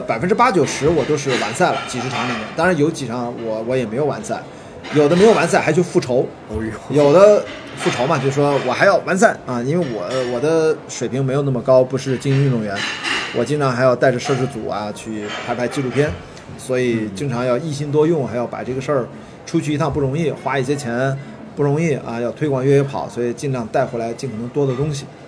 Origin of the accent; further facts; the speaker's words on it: Qingdao, Shandong, China; moved away as an adult; also born or lived in Beijing; 我就是一个青岛长大的一个十八岁都在青岛，然后就去北京读电影学院，本科研究生都在电影学院